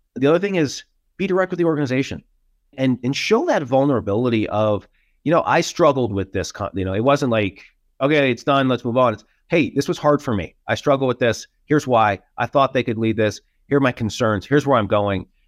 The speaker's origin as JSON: {"language": "English", "region": "New York", "country": "United States", "moved": "as an adult", "lives_now": "Denver, United States", "said": "as a New Yorker"}